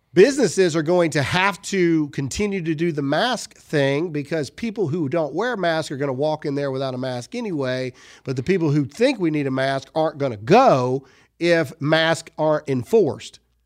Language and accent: English; Mississippi, United States; my home state of Mississippi